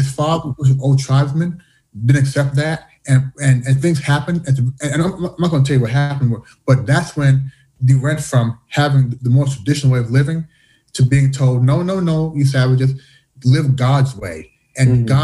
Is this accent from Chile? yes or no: no; Canada; also born or lived in United States; now in China; Growing up in Canada, growing up in the U.S., being here in China